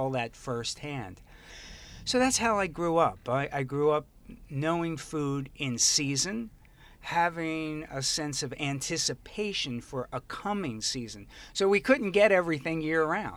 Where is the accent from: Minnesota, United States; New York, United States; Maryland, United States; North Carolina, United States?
Maryland, United States; Baltimore; moved away as an adult; also born or lived in California; I grew up in Baltimore